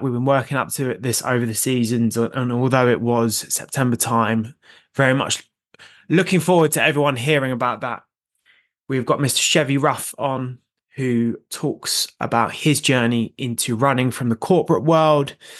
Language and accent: English; North Downs, South East England, United Kingdom; I grew up running on the North Downs